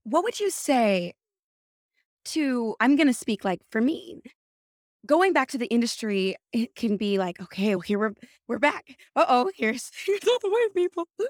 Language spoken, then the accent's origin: English; California, United States; now in New York, United States; I'm from California